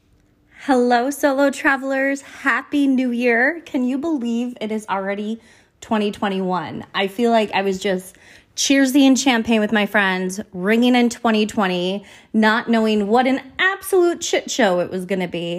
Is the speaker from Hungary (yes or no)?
no; United States; I am from America